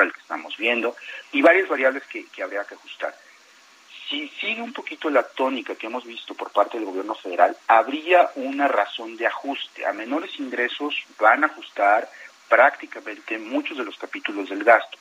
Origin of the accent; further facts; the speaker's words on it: Mexico; como mexicano